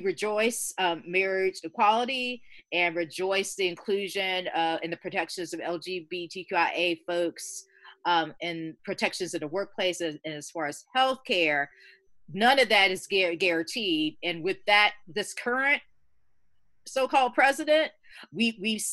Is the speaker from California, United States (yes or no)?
no; Georgia, United States; moved away; I was raised in the South, and I'm going to be 50 next year